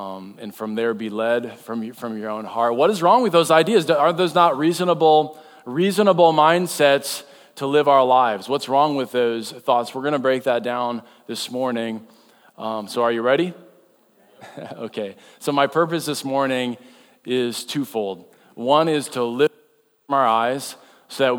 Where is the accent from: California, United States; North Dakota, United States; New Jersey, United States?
North Dakota, United States; now in Iowa, United States; I'm from North Dakota, and so that means I heard there was a blizzard and me and my son went ice fishing. That's what you do in North Dakota